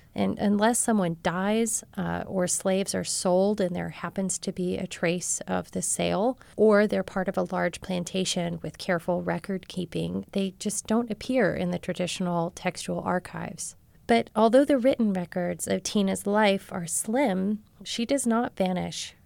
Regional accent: Marshall, Texas, United States; my rural southern community in my hometown of Marshall, Texas

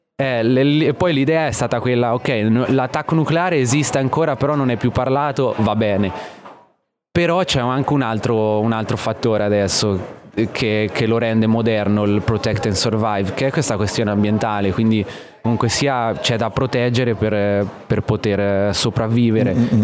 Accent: Osimo, Marche, Italy; moved away as an adult; also born or lived in Australia; io sono d'Ancona, di Osimo in provincia d'Ancona

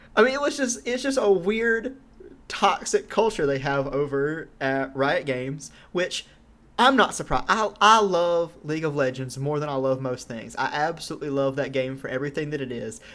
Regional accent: Georgia, United States; moved away as an adult; I'm from Georgia. I lived there for 99% of my life so far, and I don't live there anymore

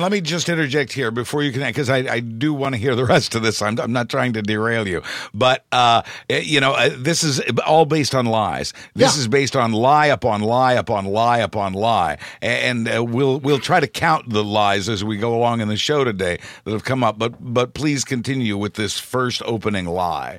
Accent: Midwest, United States; I'm from the Midwest

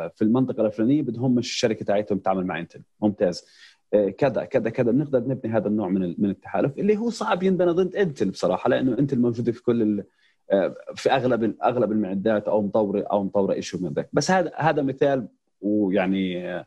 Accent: Palestine; احنا كفلسطينيين

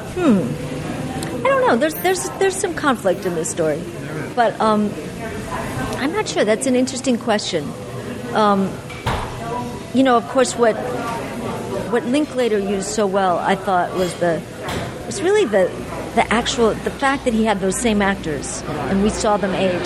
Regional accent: Los Angeles, California, United States; also born or lived in New York; I grew up in Los Angeles

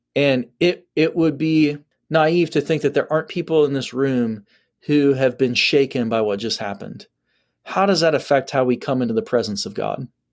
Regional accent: Ohio, United States; I'm from Ohio.

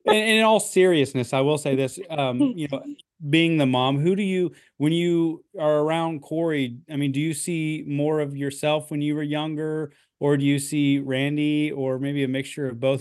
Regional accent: Midwest, United States; growing up in the Midwest

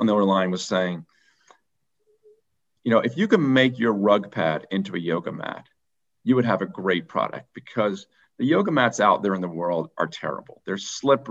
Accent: Philadelphia, Pennsylvania, United States; also born or lived in Vermont; I was born in Philadelphia, and I grew up right outside the city.

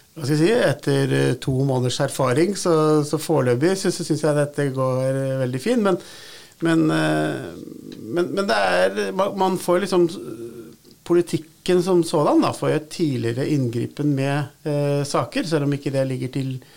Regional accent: Nordre Follo, Akershus, Norway; Jeg kommer jo fra Nordre Follo

